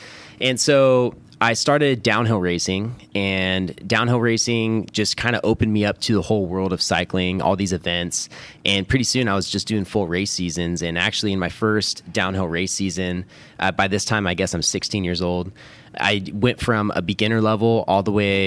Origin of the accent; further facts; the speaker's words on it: Roseville, California, United States; I grew up here in Roseville, so right outside of Sacramento suburbs.